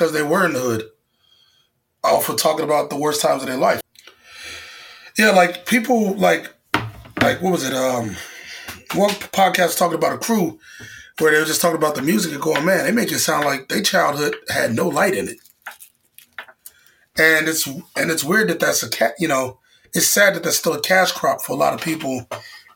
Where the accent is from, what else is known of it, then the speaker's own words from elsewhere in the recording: Chicago, Illinois, United States; moved away as an adult; now in New York, United States; back in Chicago, you know, my hometown.